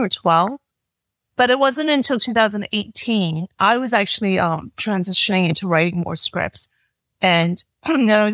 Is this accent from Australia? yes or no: no; Canada; moved away; I'm Chinese Canadian.